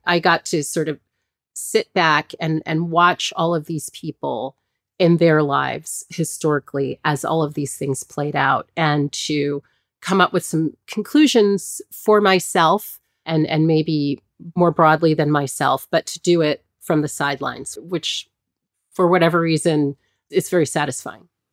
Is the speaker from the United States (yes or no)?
yes; Hampton, Virginia, United States; I grew up in Hampton, Virginia